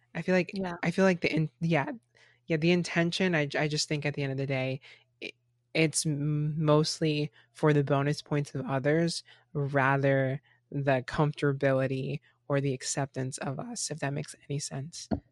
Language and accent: English; Florida, United States; Even me growing up in Florida, I grew up in a melting pot of different cultures